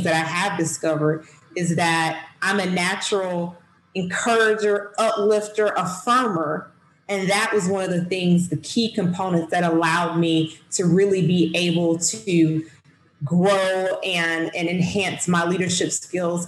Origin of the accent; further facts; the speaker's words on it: Southwest Georgia, United States; I'm from Southwest Georgia, small rural town, and I didn't have a lot of opportunities growing up here